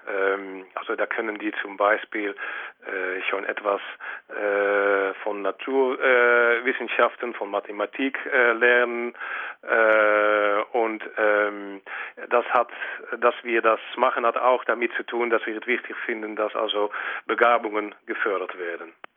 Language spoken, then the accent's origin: German; Netherlands; als äh, Holländer